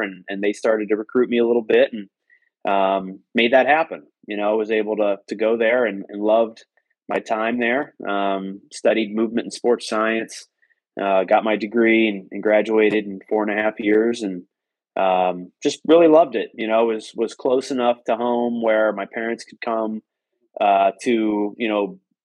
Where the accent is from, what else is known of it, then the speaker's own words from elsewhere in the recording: Normal, Illinois, United States; moved away as an adult; also born or lived in Lafayette, Indiana; which is where I'm from, Normal